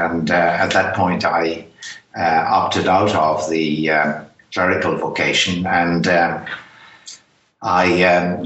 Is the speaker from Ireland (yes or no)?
yes; Ireland; accent: Irish; I'm Irish by background. It's probably obvious from my accent